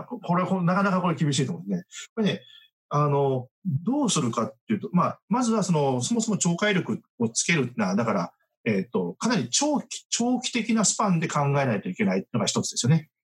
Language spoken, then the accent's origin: Japanese; Japan; 私たち日本人